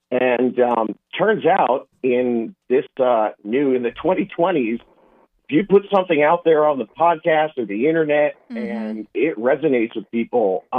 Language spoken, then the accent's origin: English; Southern California, United States; I grew up in Southern California playing soccer